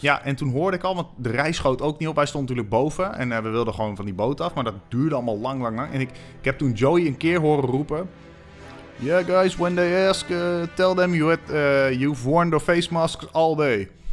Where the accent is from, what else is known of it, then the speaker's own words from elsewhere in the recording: Amersfoort, Utrecht, Netherlands; ik kom uit Amersfoort